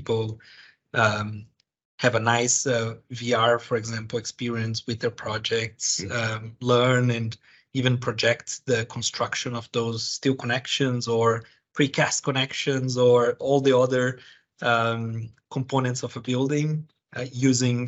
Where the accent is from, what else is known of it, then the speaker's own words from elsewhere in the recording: Brazil; moved away as an adult; now in United Kingdom; I was born and raised in Brazil. I have been living in the UK for 15 years.